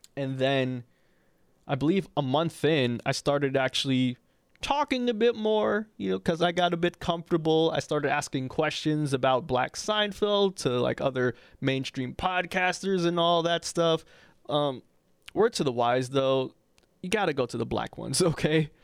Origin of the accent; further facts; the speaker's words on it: New York City, New York, United States; I'm from Harlem